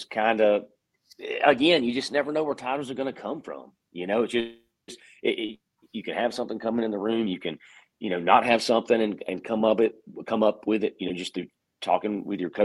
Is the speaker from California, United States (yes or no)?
no; Florida, United States; moved away; I'm from Florida and all my family lives down there